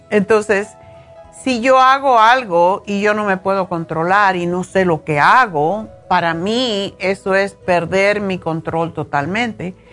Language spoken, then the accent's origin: Spanish; Spain; moved away as an adult; now in United States; cuando yo estuve en la universidad aquí en, los Estados Unidos en los años 70, cuando vine de España, para mí era increíble ver lo de las drogas. Ya yo era mayor, tenía 30 años